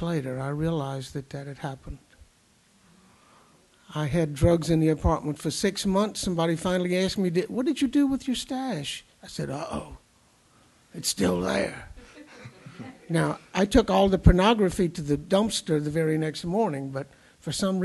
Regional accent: the South, United States; moved away; When I was coming up in the heat and humidity down south

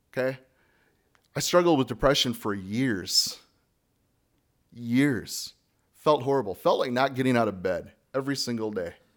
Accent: United States; Speaking as an American

